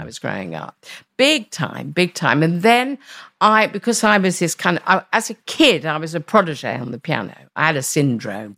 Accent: London, United Kingdom; I was born in the East End

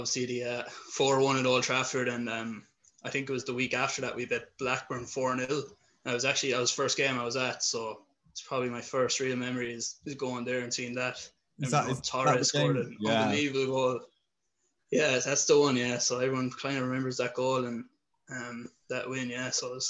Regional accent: Ireland; accent: Irish; We'll see which one takes off. So I'm obviously from Ireland, if you haven't got the accent.

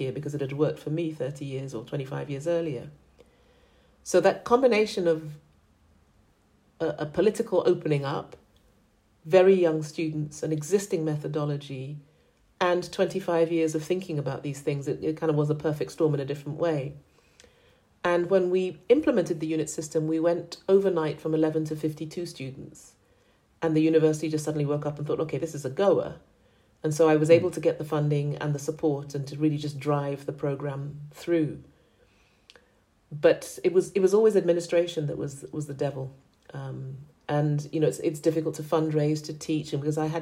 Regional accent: Accra, Greater Accra, Ghana; moved away; also born or lived in United Kingdom / New York, United States; I'm from Accra. That's where I grew up.

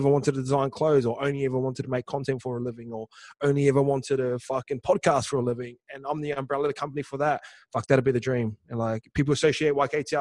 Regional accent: New Zealand; Islanders, like say kids growing up in New Zealand

